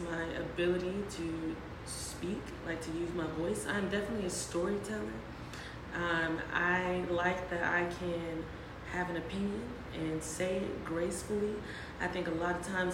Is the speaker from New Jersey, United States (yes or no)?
no; Mississippi, United States; moved away as an adult; also born or lived in Louisiana; now in New Orleans, United States; I am from Mississippi. Mm-hmm. I am 26. I have only lived in two places, Mississippi and Louisiana, so very southern